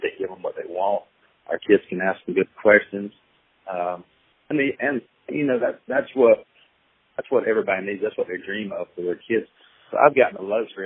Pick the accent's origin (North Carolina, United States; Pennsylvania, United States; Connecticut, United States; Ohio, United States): North Carolina, United States; growing up in North Carolina